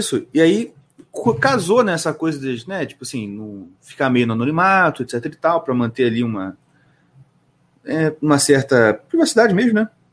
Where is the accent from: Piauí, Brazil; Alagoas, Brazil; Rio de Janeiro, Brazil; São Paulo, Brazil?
Rio de Janeiro, Brazil; Nova Iguaçu; nascido e criado em Nova Iguaçu